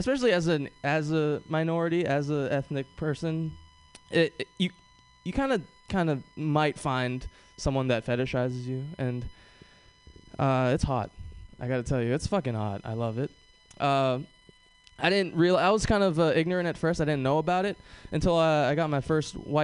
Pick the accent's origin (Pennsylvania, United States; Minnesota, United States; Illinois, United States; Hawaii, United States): Hawaii, United States; moved away; growing up in Hawaii was awesome